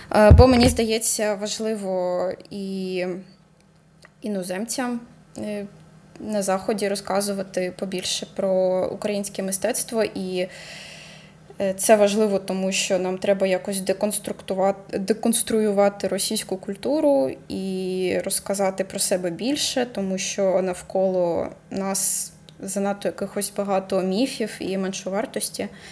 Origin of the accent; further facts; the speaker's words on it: Horlivka, Donetsk Oblast, Ukraine; moved away; also born or lived in Kharkiv; У мене в моїй рідній Горлівці